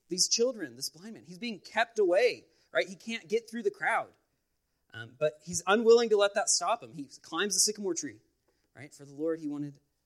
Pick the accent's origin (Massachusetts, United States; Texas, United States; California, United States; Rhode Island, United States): California, United States; Los Angeles; moved away; I'm originally from the Los Angeles area